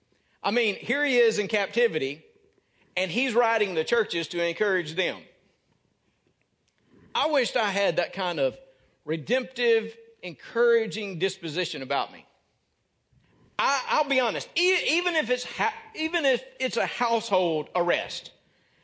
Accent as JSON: {"language": "English", "region": "North Mississippi", "country": "United States", "moved": "yes", "said": "I came from Birmingham Ridge Baptist Church in North Mississippi"}